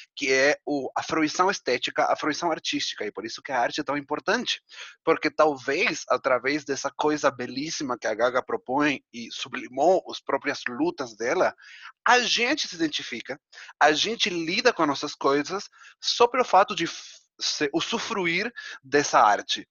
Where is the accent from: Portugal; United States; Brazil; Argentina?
Argentina; moved away; como um bom argentino